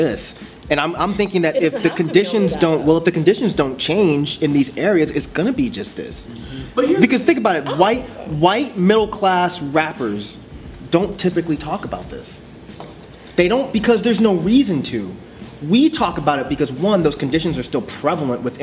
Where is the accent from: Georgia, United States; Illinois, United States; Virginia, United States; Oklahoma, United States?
Georgia, United States; Conyers; when I was in Conyers